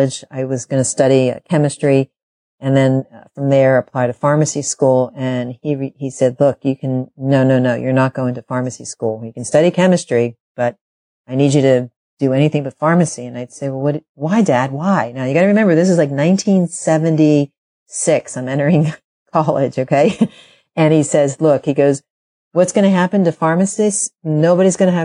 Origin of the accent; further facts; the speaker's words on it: Philadelphia, Pennsylvania, United States; moved away as an adult; now in Northern California, United States; I grew up on the East Coast. I actually grew up in Philadelphia.